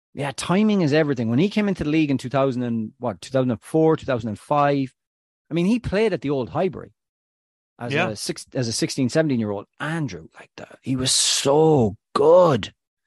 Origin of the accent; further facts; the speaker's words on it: Tubbercurry, County Sligo, Ireland; No, he's at Como FC in Serie B with a local lad from where I come from Tobacurry.